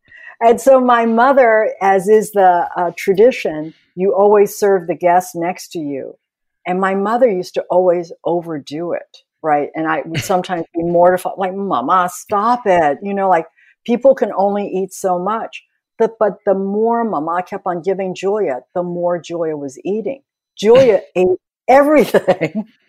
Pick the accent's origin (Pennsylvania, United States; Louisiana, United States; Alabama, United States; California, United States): California, United States; San Francisco; when I was growing up in San Francisco, we only ate traditional Cantonese food.